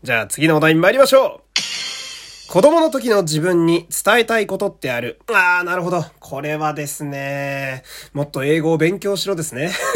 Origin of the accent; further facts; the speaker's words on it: Fukui, Japan; 私の地元の福井県はですね